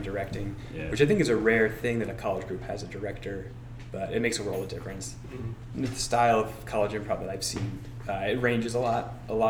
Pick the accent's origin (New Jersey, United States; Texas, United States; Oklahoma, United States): New Jersey, United States; Tenafly; moved away as an adult; now in Massachusetts, United States; so I'm actually not from the state of Massachusetts. I'm from New Jersey, a town called Tenafly, northern New Jersey, kind of right outside of Manhattan. Came up here for school, went to Northeastern.